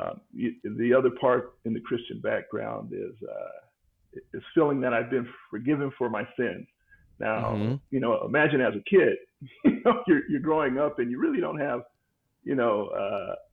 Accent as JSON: {"language": "English", "town": "Denver", "region": "Colorado", "country": "United States", "tie": "born or raised there", "said": "Born and raised in Denver"}